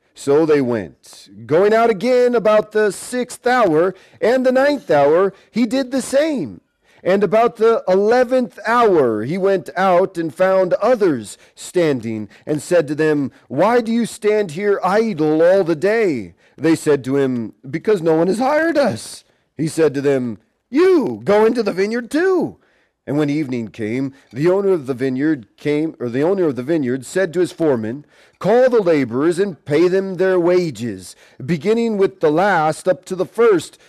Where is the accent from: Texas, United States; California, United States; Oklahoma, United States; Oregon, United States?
Oregon, United States; Portland; moved away; I grew up in Portland, Oregon